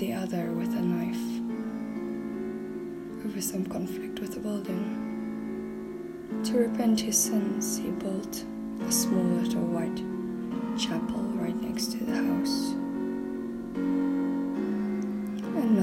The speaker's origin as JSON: {"language": "English", "country": "South Africa", "moved": "yes", "lives_now": "Poland", "said": "I'm from South Africa"}